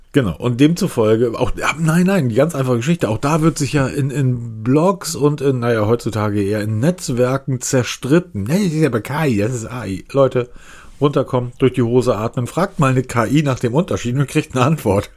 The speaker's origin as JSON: {"language": "German", "region": "Northern Germany", "country": "Germany", "said": "Ich bin Norddeutscher"}